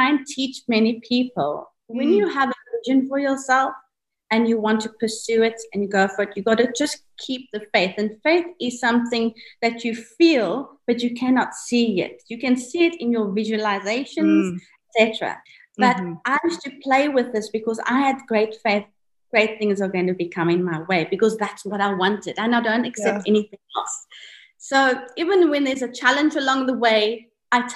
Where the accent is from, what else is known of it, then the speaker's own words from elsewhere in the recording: Cape Town, Western Cape, South Africa; moved away as an adult; now in Dubai, United Arab Emirates; I was born in South Africa, Cape Town. My family is originated from Sicily and Naples. But, you know, born in South Africa, I was brought up as an Italian South African because the family. Obviously, growing up in South Africa